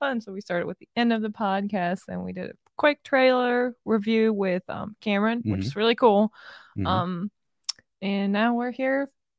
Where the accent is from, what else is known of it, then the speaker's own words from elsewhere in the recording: Germany; English is a second language; also born or lived in Ohio; I'm from Germany.